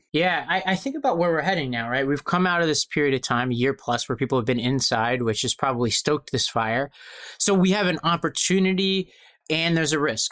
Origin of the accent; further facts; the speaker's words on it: New York City, New York, United States; I was born in Brooklyn